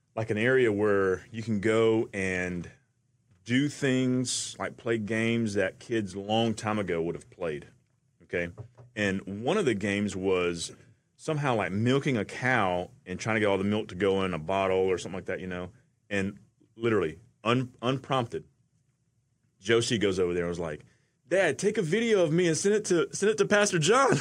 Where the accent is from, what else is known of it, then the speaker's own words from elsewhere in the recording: Atlanta, Georgia, United States; I'm from Atlanta.